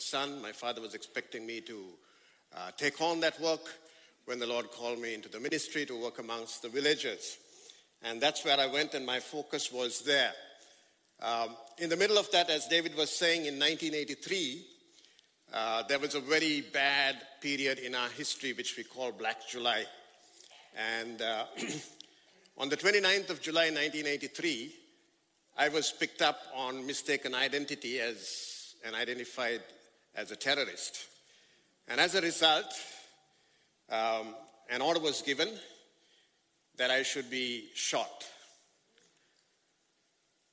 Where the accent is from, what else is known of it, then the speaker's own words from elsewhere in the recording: Sri Lanka; I come from Sri Lanka, and that's exactly 12 hours and 30 minutes away from here